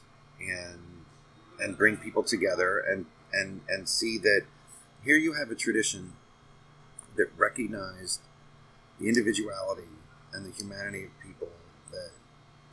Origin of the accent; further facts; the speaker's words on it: Pennsylvania, United States; moved away as an adult; also born or lived in Arizona; now in Phoenix, United States; I'm from Pennsylvania